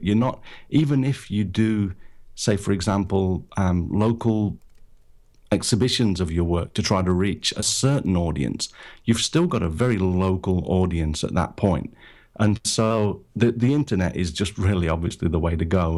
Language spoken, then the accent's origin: English; United Kingdom; moved away as an adult; now in Japan; I'm originally from Britain. I'm, I'm based in Japan now. Lived here for twenty-five years or so.